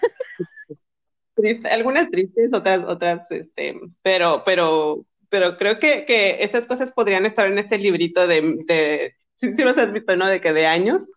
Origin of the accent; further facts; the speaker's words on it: Monterrey, Nuevo León, Mexico; somos una ciudad peculiar